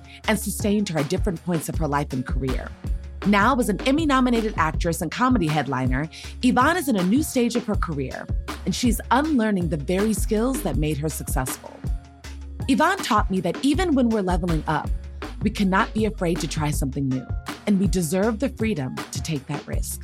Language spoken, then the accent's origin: English; Maryland, United States; we come from the same place. We're both Maryland girls.